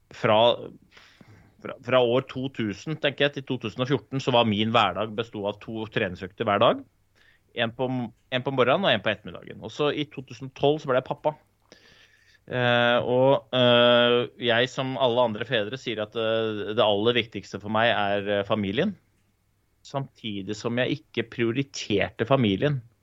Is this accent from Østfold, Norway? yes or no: no; Oslo, Norway; Jeg er jo født og oppvokst i Groruddalen